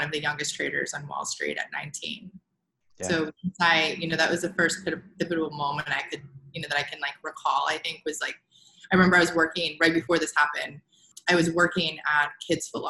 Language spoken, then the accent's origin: English; New Hampshire, United States; now in California, United States; I'm from the East Coast. I'm from New Hampshire.